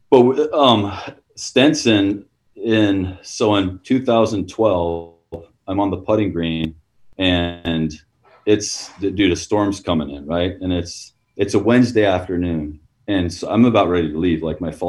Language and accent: English; Utah, United States; I'm from Utah. I grew up in Utah